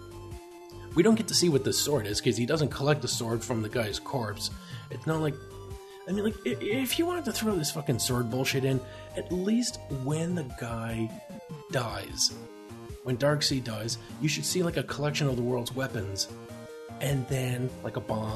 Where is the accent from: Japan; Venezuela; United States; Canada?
Canada; We're Canadian